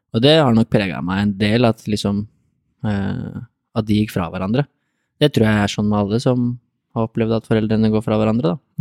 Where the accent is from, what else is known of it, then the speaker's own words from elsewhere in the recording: Lier, Buskerud, Norway; also born or lived in Drammen / Reistad, Lier; Jeg eh, var født og oppvokst på Tramby, i hvert fall deler av livet